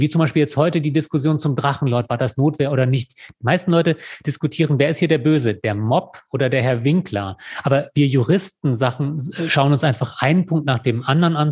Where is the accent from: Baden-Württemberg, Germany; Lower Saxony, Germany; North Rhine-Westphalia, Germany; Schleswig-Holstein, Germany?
Lower Saxony, Germany; now in Würzburg, Germany; ich gebürtiger Niedersachse bin